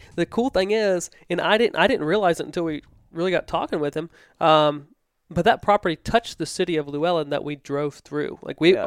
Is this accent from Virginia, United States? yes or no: yes; Stafford, Virginia, United States; I grew up in Stafford